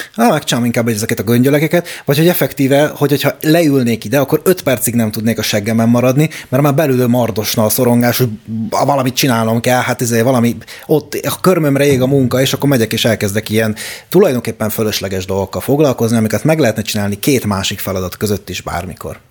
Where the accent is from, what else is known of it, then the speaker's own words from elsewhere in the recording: Hungary; now in Budapest, Hungary; én is vidéki gyerek vagyok